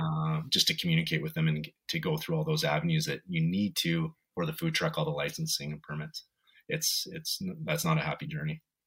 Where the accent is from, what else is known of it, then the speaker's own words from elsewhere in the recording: Vancouver, British Columbia, Canada; moved away as an adult; now in Edmonton, Canada; I grew up in Vancouver with my mom